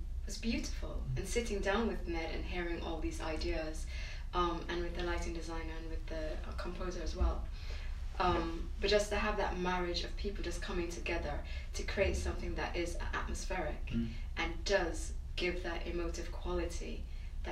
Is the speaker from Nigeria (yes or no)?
no; Jamaica; moved away; I'm from Jamaica, I was born in Jamaica and I grew up there